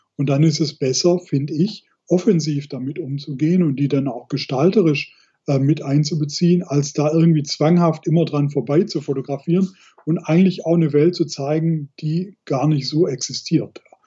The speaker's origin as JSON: {"language": "German", "area": "Black Forest", "region": "Baden-Württemberg", "country": "Germany", "tie": "born or raised there", "said": "ich bin halt viel im Schwarzwald unterwegs, wo ich ja ursprünglich herkomme"}